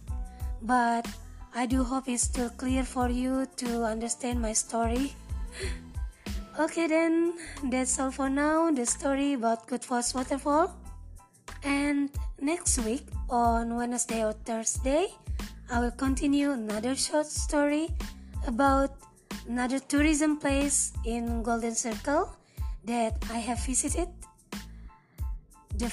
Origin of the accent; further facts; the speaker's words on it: Indonesia; I'm from Indonesia